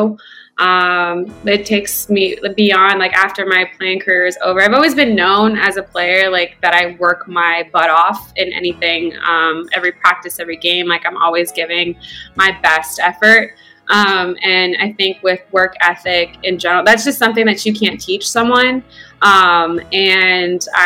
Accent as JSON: {"language": "English", "town": "Carson", "region": "California", "country": "United States", "said": "I'm from Carson"}